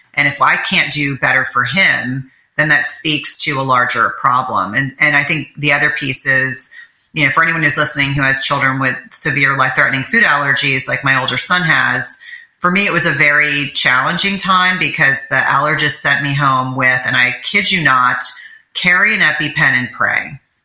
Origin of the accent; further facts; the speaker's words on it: New Jersey, United States; I grew up in New Jersey